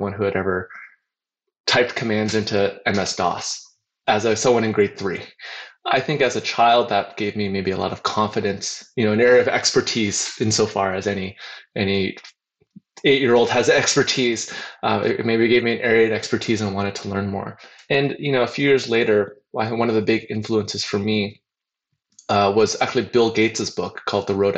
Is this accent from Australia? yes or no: no; Hamilton, Ontario, Canada; now in Silicon Valley, United States; I grew up in near Toronto in Canada, in a little steel town called Hamilton